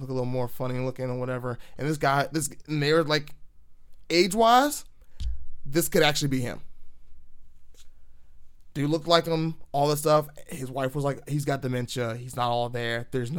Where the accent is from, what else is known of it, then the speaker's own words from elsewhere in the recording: Virginia, United States; I'm glad I'm kind of from Podunk, Virginia, not Podunk, Florida, because I probably would be real trash.